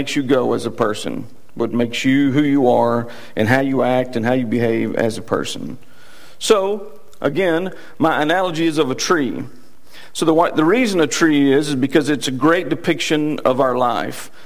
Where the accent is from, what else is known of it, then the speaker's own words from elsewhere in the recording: Texas, United States; accent: Texas; my Texas accent